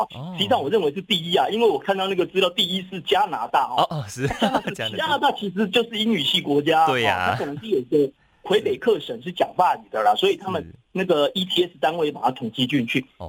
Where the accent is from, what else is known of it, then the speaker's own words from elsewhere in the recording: Taiwan; 根据我们台湾人很哈这个百灵油哈